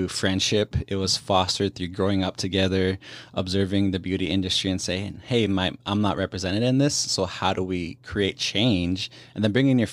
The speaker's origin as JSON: {"language": "English", "country": "Canada", "said": "I'm from the Indigenous community, obviously Plains Cree Nakota from Treaty 6 territory"}